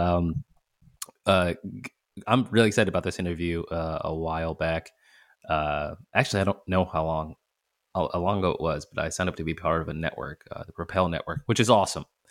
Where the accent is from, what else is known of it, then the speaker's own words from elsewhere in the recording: the North, United States; also born or lived in Boston; I'm from the north